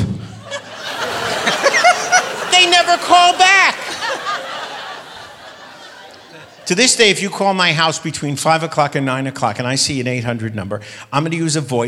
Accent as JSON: {"language": "English", "town": "New York City", "region": "New York", "country": "United States", "tie": "born or raised there", "said": "I grew up in Sheepshead Bay, Brooklyn"}